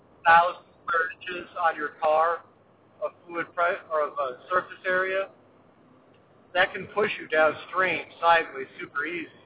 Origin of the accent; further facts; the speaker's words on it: Midwest, United States; growing up in the Midwest